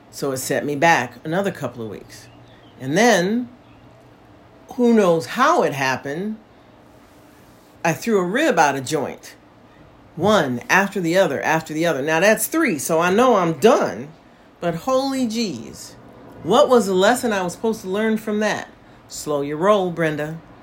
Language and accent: English; United States; moved away as an adult; now in Portugal; as an American